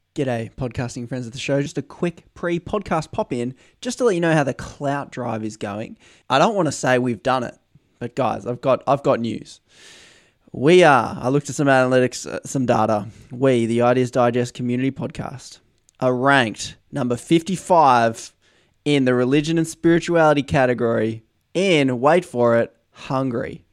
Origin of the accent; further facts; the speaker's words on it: Australia; As an Australian